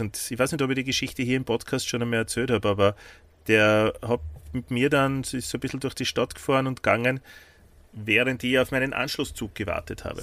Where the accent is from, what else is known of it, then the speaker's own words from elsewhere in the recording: Austria; accent: Austrian; auf Österreichisch